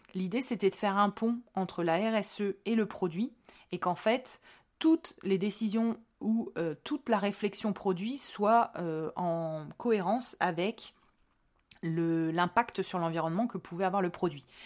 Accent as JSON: {"language": "French", "region": "Hauts-de-France", "country": "France", "said": "je suis des Hauts-de-France"}